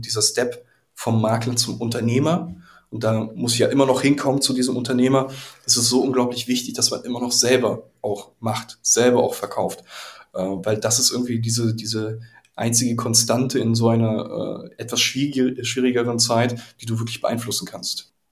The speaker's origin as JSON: {"language": "German", "region": "Berlin", "country": "Germany", "said": "Ich komme ja selbst auch aus Pankow"}